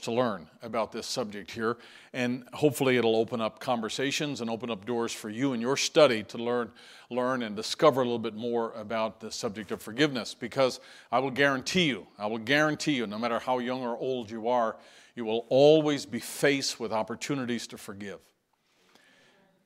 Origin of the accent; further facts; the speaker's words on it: St. John's, Newfoundland and Labrador, Canada; moved away; out of St. John's, and you see that city listed in the news there. And that's my hometown